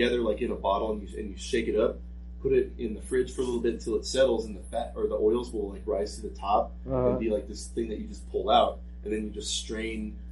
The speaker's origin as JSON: {"language": "English", "town": "Des Moines", "region": "Iowa", "country": "United States", "tie": "born or raised there", "moved": "yes", "lives_now": "Rapid City, United States", "said": "growing up in Des Moines"}